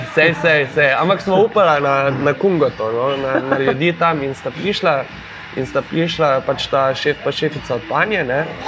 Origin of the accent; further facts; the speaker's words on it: Maribor, Slovenia; sem jaz iz Maribora